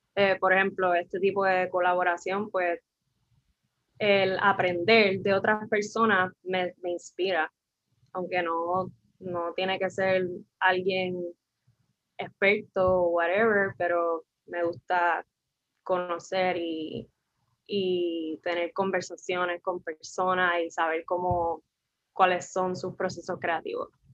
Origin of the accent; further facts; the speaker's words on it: San Juan, Puerto Rico; soy de San Juan